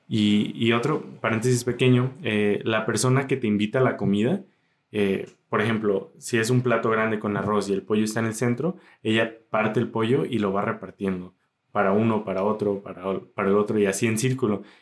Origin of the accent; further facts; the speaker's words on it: Zapotlanejo, Jalisco, Mexico; soy mexicano